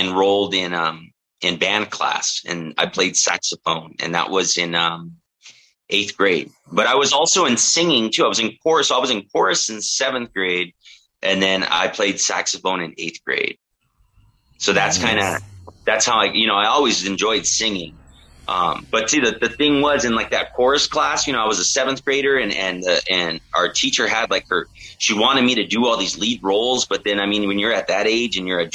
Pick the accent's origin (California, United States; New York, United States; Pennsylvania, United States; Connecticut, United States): California, United States; Oxnard; also born or lived in Orange County, California; I was born and raised in Oxnard, California